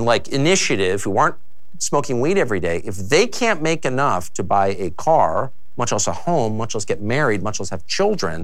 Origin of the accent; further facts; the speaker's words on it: Southern California, United States; I'm from Southern California.